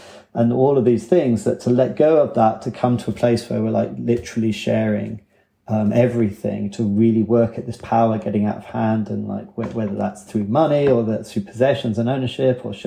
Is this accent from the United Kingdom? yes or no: yes; England, United Kingdom; moved away as an adult; now in Wales, United Kingdom; me being English